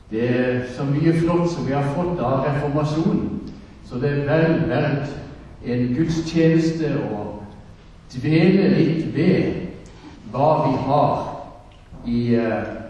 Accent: Søgne, Agder, Norway; Men egentlig så kommer jeg fra Søgne, og det er det kanskje ingen som hører. Dette har bodd så mange andre steder.

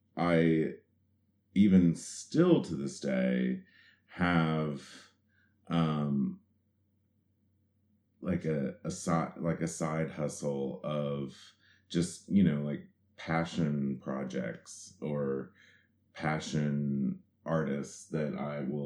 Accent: southeastern Kentucky, United States; moved away; also born or lived in New York; I grew up in southeastern Kentucky, which is down in the Cumberland Gap area

